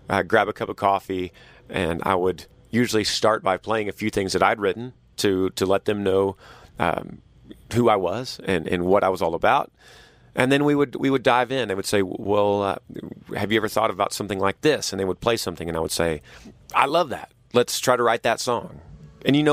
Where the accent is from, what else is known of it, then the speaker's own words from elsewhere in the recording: Texas, United States; moved away as an adult; I was so homesick from Texas and all my friends and my family